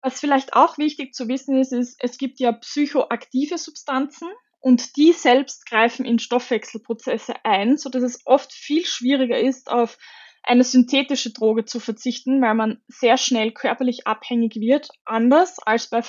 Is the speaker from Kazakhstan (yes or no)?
no; Austria; dort ist der Cannabiskonsum erlaubt und damit ganz anders bewertet als bei uns in Österreich